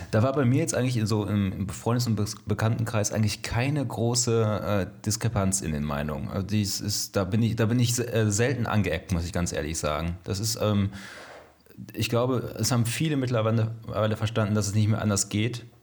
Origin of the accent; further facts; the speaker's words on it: Soest, North Rhine-Westphalia, Germany; Soest äh, aufgewachsen und ähm, bin da während meiner Schulzeit auch mehrmals umgezogen, allerdings immer inner, innerhalb der Kernstadt.